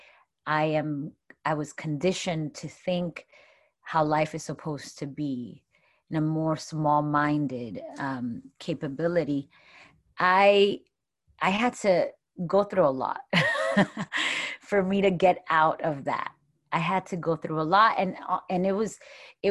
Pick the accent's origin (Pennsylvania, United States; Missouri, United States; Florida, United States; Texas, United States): Florida, United States; Miami; There's girls that I grew up with in Miami